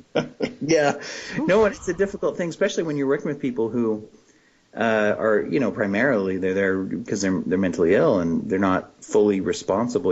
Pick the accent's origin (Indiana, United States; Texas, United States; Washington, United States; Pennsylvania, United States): Pennsylvania, United States; moved away; I grew up in Pennsylvania